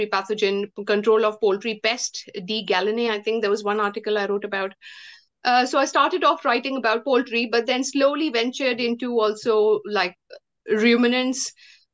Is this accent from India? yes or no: yes; India; moved away as an adult; I come from India, and I came to this country in 2007.